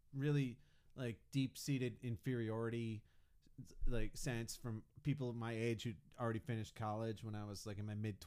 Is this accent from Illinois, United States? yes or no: yes; Chicago, Illinois, United States; moved away as an adult; also born or lived in New Orleans; now in Houston, United States; I'm from Chicago. I loved it there, but it was cold